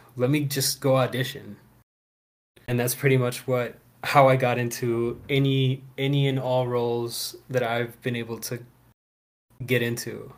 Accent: Houston, Texas, United States; I was born in Houston

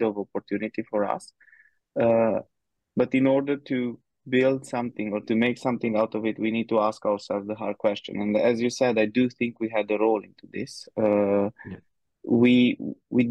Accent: Romania; moved away as an adult; now in Budapest, Hungary; I'm originally from Romania. Been living in Budapest in Hungary for the past almost eight years now

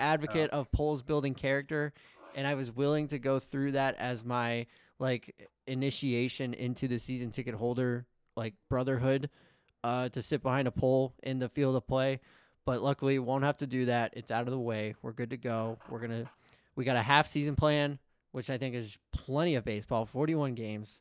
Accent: Atlanta, Georgia, United States; moved away; I grew up in Atlanta

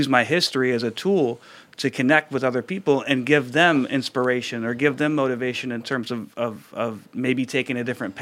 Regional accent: Ypsilanti, Michigan, United States; I was born in Ypsilanti

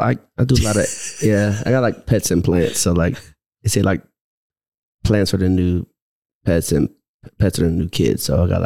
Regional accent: Philadelphia, Pennsylvania, United States; now in Reno, United States; No, I was born in Philly.

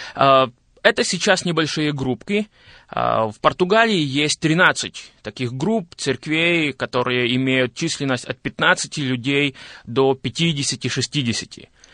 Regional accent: Zakarpattia Oblast, Ukraine; moved away as an adult; now in Boryslav, Ukraine; я родился в Украине, в Закарпатской области, и двадцать восемь лет я прожил, а, в этом регионе Украины

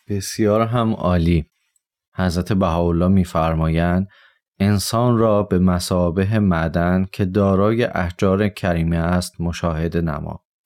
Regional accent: Tehran, Tehran Province, Iran; 29 سالمه در شهر تهران به دنیا اومدم

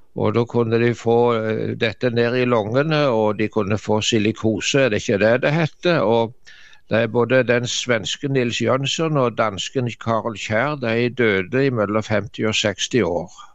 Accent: Varhaug, Rogaland, Norway; hjemme på Varhaug, der så jeg vokste opp i Dubland, som vi sa

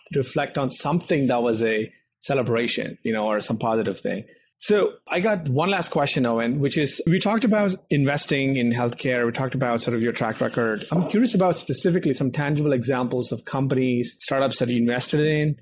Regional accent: India; moved away as an adult; now in United States

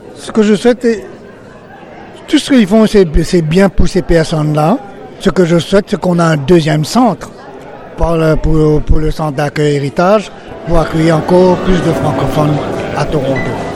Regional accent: Burundi; now in Canada; Je suis originaire du Burundi

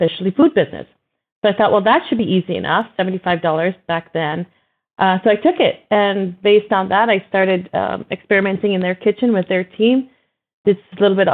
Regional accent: Jamaica; also born or lived in Miami, Florida, United States / Lebanon (descent); now in Idaho, United States; I was actually born and raised in Jamaica, moved to Florida in Miami

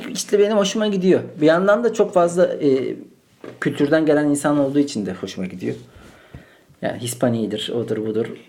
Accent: Malatya, Turkey; now in Istanbul, Turkey; Ben onu Malatya'da doğdum. Şu an İstanbul'dayım.

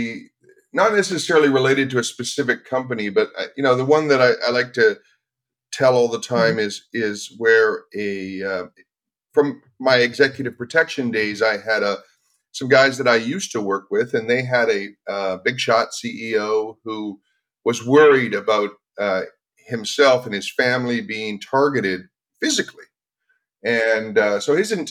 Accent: Vancouver, British Columbia, Canada; I grew up in Vancouver, up in Canada

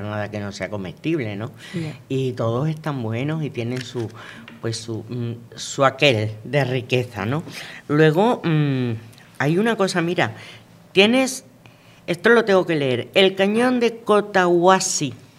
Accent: Venezuela; moved away; yo nací en Venezuela, yo me crié en Venezuela

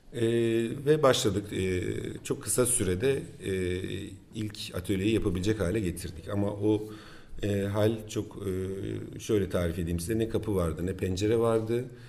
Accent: Turkey; biz Türkler olarak

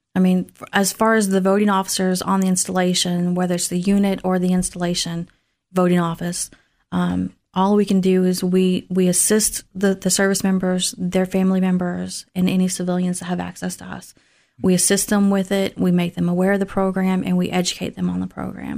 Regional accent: Tullahoma, Tennessee, United States; moved away as an adult; now in Clarksville, United States; I'm originally from Tullahoma, Tennessee

